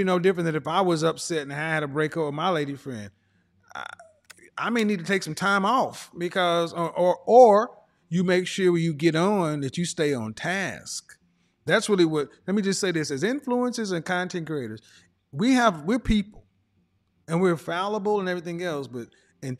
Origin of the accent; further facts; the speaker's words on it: Oklahoma, United States; I come from average everyday people, I'm from Oklahoma.